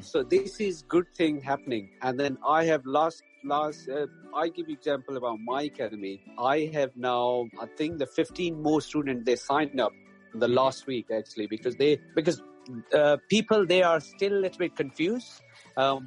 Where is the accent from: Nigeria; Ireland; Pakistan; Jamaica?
Pakistan; moved away as an adult; now in Berkshire, United Kingdom; I'm from Pakistan, so I played first class cricket uh, there